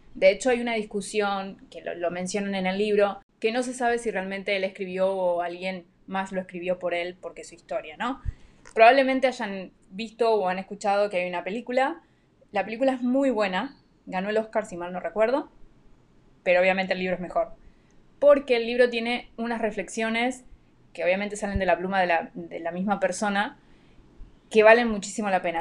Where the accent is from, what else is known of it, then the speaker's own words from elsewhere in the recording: Argentina; now in Panama; soy oriunda de Argentina, pero vivo en Panamá